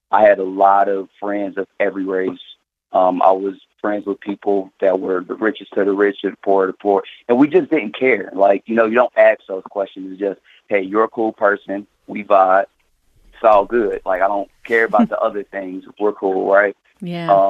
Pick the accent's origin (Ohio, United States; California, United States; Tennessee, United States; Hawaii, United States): Ohio, United States; Cincinnati; now in Kansas City, United States; So, I'm calling from Kansas City, Missouri.